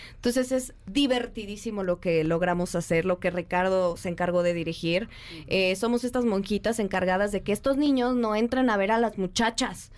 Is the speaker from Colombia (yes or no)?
no; Mexico; nosotros como mexicanos